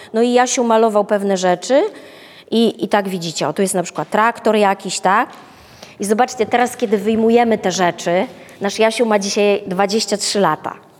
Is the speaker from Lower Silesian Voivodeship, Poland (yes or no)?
yes; Wrocław, Lower Silesian Voivodeship, Poland; my jesteśmy z Wrocławia